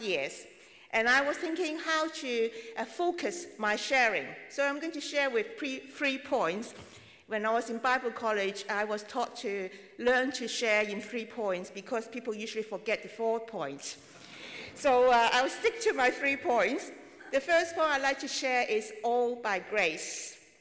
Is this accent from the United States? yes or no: no; Hong Kong; now in London, United Kingdom; I come from Hong Kong, and my work is among the Chinese, among the Jewish people in London